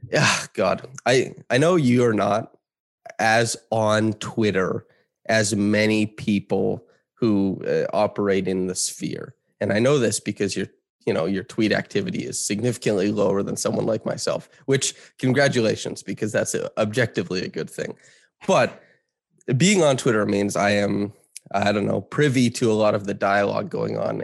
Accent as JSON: {"language": "English", "region": "Saskatchewan", "country": "Canada", "tie": "born or raised there", "moved": "yes", "said": "I grew up in small town Saskatchewan"}